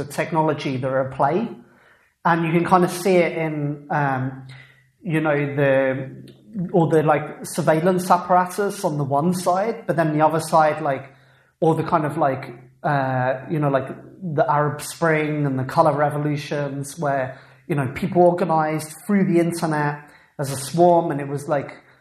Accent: England, United Kingdom; I come from England where that movement started

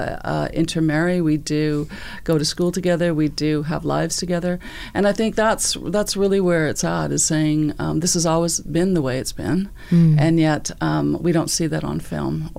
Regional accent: Vancouver, British Columbia, Canada; we grew up in the city

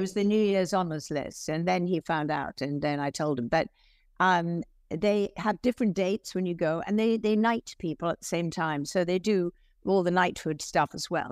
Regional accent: London, United Kingdom; accent: English; moved away as an adult; also born or lived in Hillingdon, Middlesex; now in United States; I grew up in, uh, Merton Park. It's very close to Wimbledon

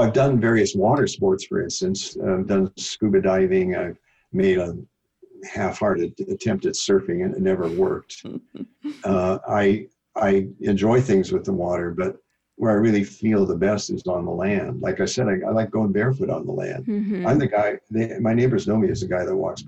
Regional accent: Iowa, United States; moved away; I'm from Iowa, the Midwest

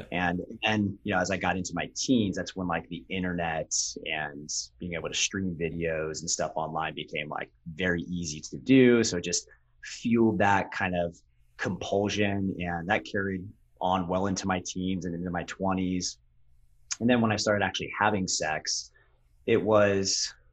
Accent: Ohio, United States; also born or lived in Orange County, California; I grew up half in Southern California and half Ohio.

